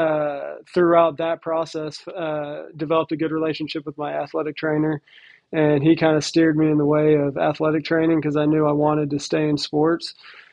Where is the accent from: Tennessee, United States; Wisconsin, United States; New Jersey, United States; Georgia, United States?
Tennessee, United States; Nashville; moved away as an adult; also born or lived in Texas / Florida; now in Phoenix, United States; I was born and raised in Nashville, kind of grew up in a sports family